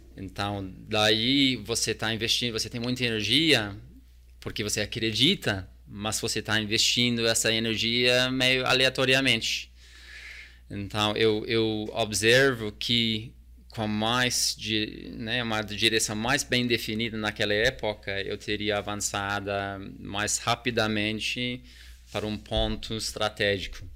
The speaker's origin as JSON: {"language": "Portuguese", "country": "New Zealand", "tie": "born or raised there", "also_born_or_lived": "Tonga / United States / Australia / South Korea", "second_language": "Portuguese", "moved": "as an adult", "lives_now": "Brazil", "said": "eu cresci num bairro extremamente multicultural na Nova Zelândia"}